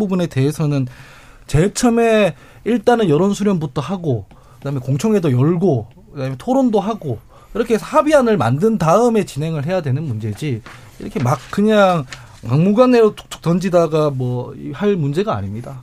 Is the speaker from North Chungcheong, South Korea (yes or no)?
no; Daegu, South Korea; 제가 대구 출신인데